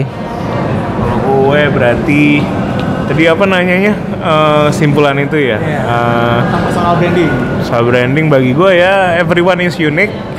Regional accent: Pontianak, West Kalimantan, Indonesia; also born or lived in Bandung; now in Jakarta, Indonesia; kita orang Pontianak

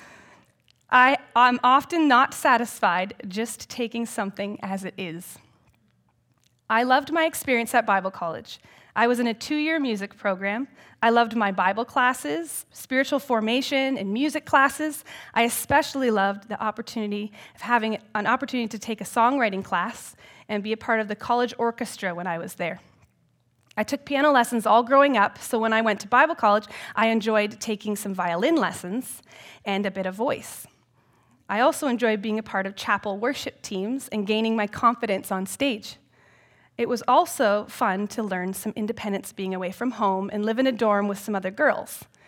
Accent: Elmira, Ontario, Canada; also born or lived in United States; I grew up in Elmira and live there still today in my grandparents' former house.

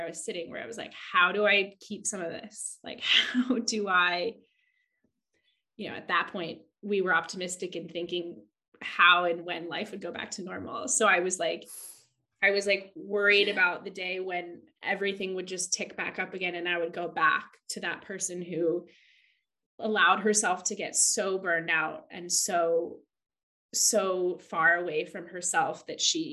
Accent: California, United States; moved away as an adult; also born or lived in Santa Cruz, California / London, England; now in Margate, United Kingdom; I grew up in California by the ocean, and I went to university in Santa Cruz by the ocean

